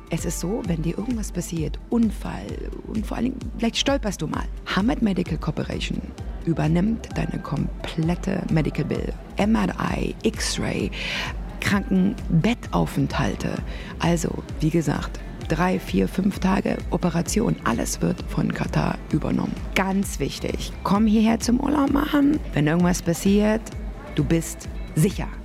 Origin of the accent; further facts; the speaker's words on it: Berlin, Germany; Also ich bin ja aus Berlin, die U-Bahn.